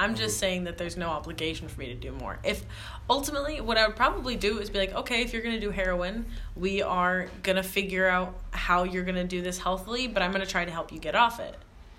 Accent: Canada; I'm from Canada.

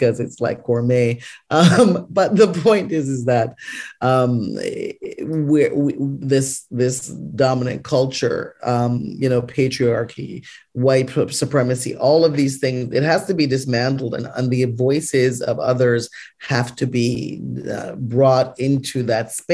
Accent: Canada; I was raised in Canada and I have a very North American idea about medicine

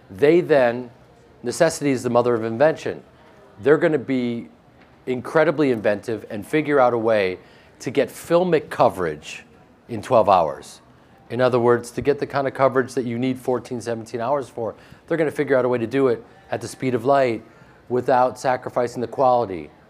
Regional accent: Chicago, Illinois, United States; Growing up in Chicago myself, I, I went to Marshall Fields and I was a part of this place that he built.

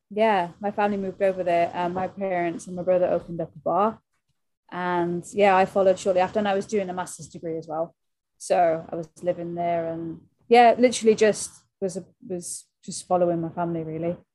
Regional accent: Wales, United Kingdom; South Wales, yeah. So we would we were just just as so the big venue for us was Newport.

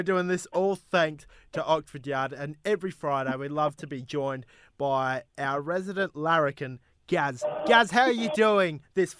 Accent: Western Australia, Australia; I am Australian.

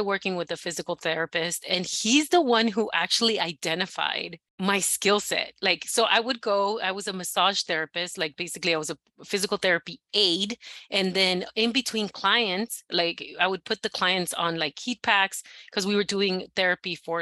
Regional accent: Los Angeles, California, United States; I was born and raised in the San Fernando Valley, specifically Sun Valley

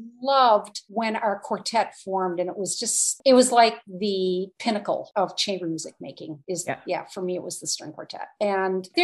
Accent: La Crosse, Wisconsin, United States; moved away; I went to a very wonderful, small liberal arts college in my hometown

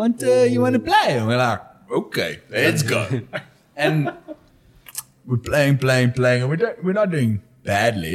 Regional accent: Paarl, Western Cape, South Africa; I'm from Paul Rus.

